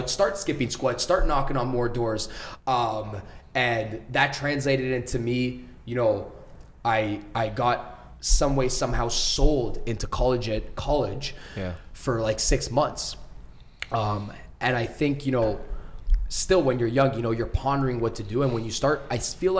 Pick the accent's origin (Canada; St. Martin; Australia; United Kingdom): Canada; Mississauga, Ontario; I grew up in Mississauga.